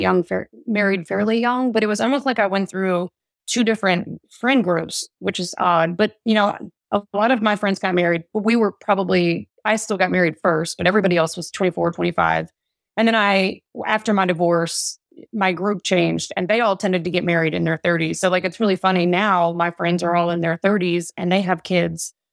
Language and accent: English; Smithfield, Virginia, United States; also born or lived in Suffolk, Virginia; I'm actually from Smithfield, Virginia, which is the ham capital of the world, roughly ten miles from here, which is where I grew up